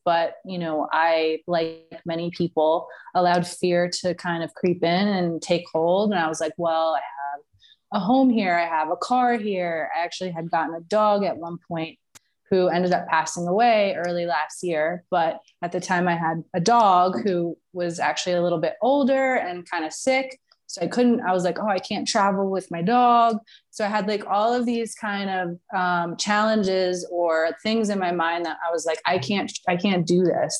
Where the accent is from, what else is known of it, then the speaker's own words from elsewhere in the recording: New York, United States; moved away as an adult; also born or lived in Florida; now in Mexico; I am from originally from New York, um, but I moved from New York when I was about 26 years old to Florida, spent 10 years there